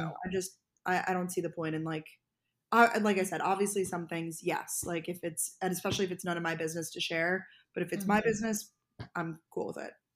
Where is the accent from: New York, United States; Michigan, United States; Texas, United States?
New York, United States; Long Island; also born or lived in Georgia / Boston; now in New York City, United States; I'm originally from Long Island, New York, born and raised